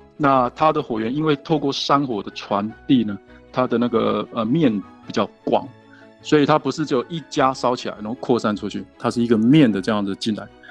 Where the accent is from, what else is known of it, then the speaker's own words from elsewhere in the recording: Taiwan; now in Utah, United States; 我是台湾人